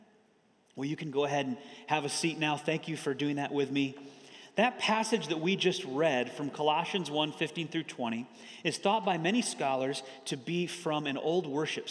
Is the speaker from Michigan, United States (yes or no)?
yes; Michigan, United States; moved away as an adult; I grew up in Michigan, so I spent 18 years in the cold and snow